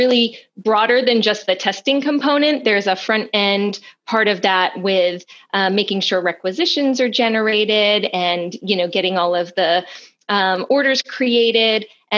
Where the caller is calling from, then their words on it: Cumberland, Rhode Island, United States; I am joining you from Cumberland, Rhode Island.